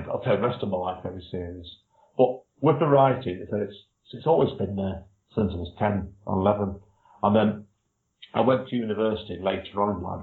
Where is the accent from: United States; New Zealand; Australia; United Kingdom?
United Kingdom; Manchester, North West England; I'm from the Manchester area, which is Northern England